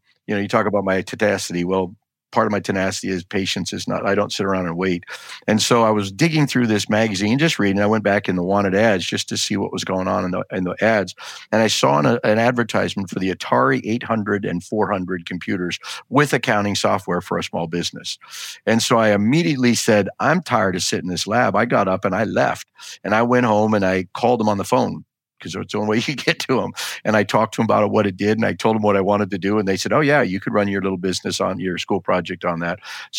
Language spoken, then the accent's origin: English; South Dakota, United States; born there; So I was born in South Dakota. They call it the Black Hills.